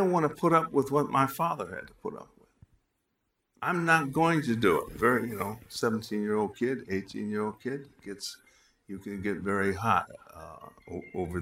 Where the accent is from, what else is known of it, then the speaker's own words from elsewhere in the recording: Chicago, Illinois, United States; I was walking down Wabash Avenue in Chicago, my hometown